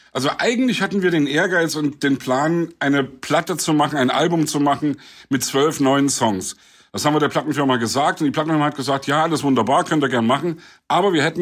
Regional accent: Leipzig, Saxony, Germany; meine Heimatstadt Leipzig. Gerade weil ich in der DDR groß geworden bin, freue ich mich, dass wir jetzt alle frei unsere Meinung sagen können

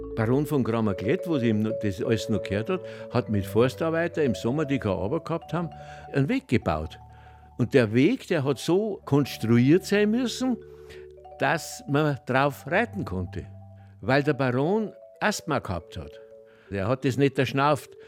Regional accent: foot of the Kampenwand, Bavaria, Germany; Ich bin hier am Fuß der Kampenwand geboren.

